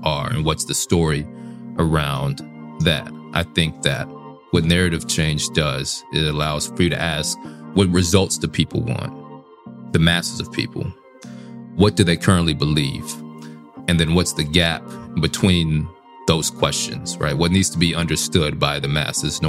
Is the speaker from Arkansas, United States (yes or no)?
yes; Little Rock, Arkansas, United States; So I'm from Little Rock, Arkansas. I grew up on one half of my family and working class and the working class neighborhood